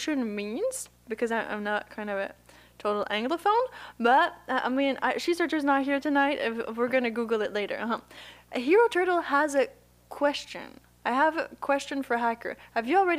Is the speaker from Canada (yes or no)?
no; Puerto Rico; I'm from Puerto Rico. Can you hear my accent?